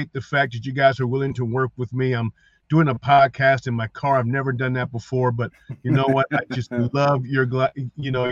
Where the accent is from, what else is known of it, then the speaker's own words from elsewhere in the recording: Columbus, Ohio, United States; moved away as an adult; also born or lived in Mason City, Iowa; I'm from Columbus. I'm from the south side. I'm from the hood